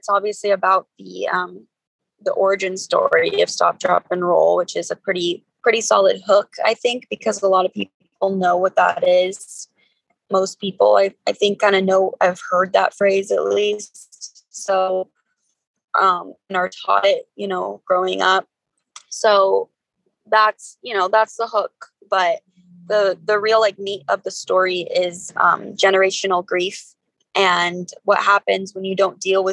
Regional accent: Denver, Colorado, United States; also born or lived in California; I was born in California, but I grew up in Denver, Colorado

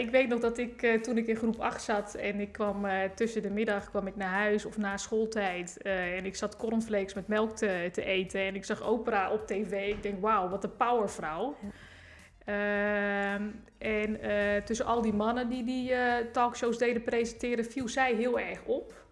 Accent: Rotterdam, South Holland, Netherlands; eigenlijk uit Rotterdam-Zuid. Ik woon nu in de Esch.

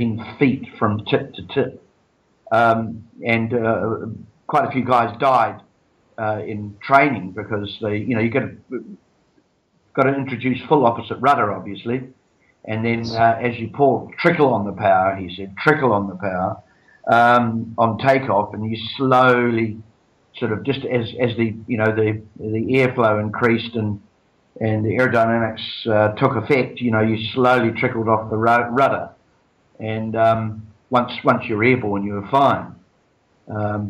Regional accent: Timaru, Canterbury, New Zealand; now in Melbourne, Australia; I was born in Timaru in 1952.

